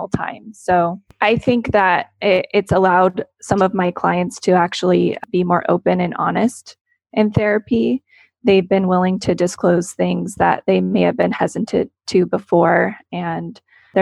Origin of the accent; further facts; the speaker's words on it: Central Valley, California, United States; also born or lived in Los Angeles; I'm from the Central Valley. I grew up here